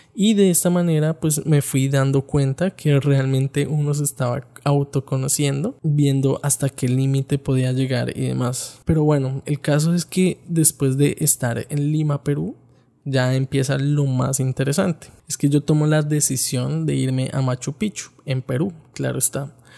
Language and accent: Spanish; Bogotá, Colombia; Yo soy de la ciudad de Bogotá